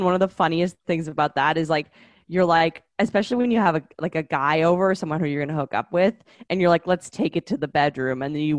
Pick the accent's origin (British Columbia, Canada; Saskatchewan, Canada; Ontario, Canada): British Columbia, Canada; Vancouver; now in New York City, United States; I grew up in the neighborhood that I grew up in Vancouver, which is called Shaughnessy.